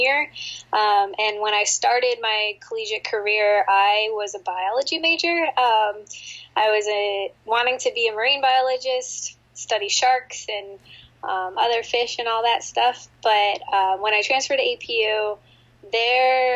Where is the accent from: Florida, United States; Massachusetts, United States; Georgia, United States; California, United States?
California, United States; Torrance; also born or lived in Minnesota / San Francisco; I grew up in Torrance, which is right by the beach